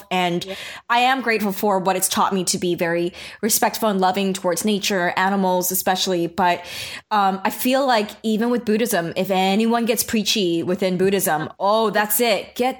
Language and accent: English; New York, United States; even not growing up in the Bible Belt area, but in New York even